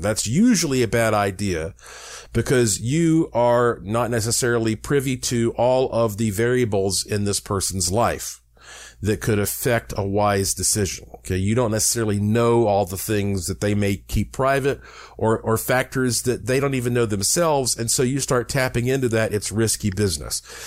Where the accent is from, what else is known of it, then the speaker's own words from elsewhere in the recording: Asheville, North Carolina, United States; growing up in the Blue Ridge Mountains of Asheville, North Carolina